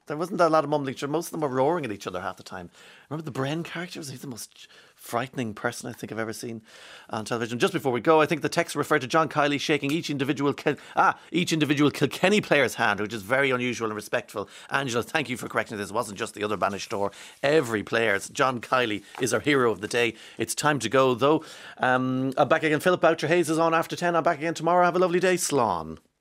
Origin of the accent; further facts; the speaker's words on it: Inniskeen, County Monaghan, Ireland; also born or lived in East Cork; I'm from Enniskeen in Monaghan